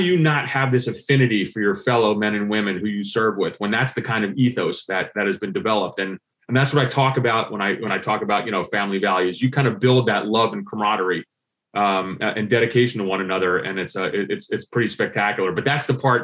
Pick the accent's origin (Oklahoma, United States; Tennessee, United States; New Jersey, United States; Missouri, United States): New Jersey, United States; moved away; growing up in Central Jersey